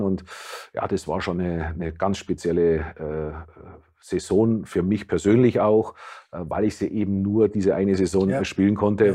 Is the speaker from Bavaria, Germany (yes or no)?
yes; Gilching, Bavaria, Germany; moved away as an adult; also born or lived in Munich; now in Weinheim, Germany; Nein, das ist 25 Kilometer außerhalb von München. Dort bin ich aufgewachsen. Äh, ich bin zwar in München geboren